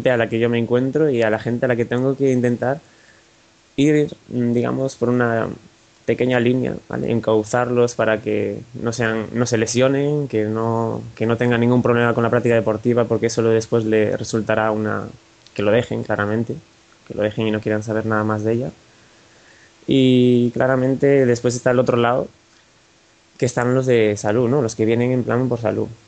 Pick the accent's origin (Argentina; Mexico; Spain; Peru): Spain; Galicia; Vale, yo soy gallego, digamos que aquí en Galicia los triatletas están bastante de moda